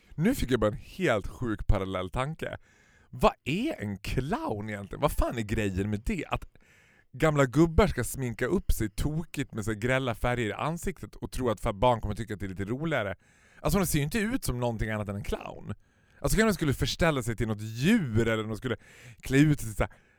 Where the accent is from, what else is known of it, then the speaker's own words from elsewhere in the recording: Stockholm, Stockholm County, Sweden; som stockholmare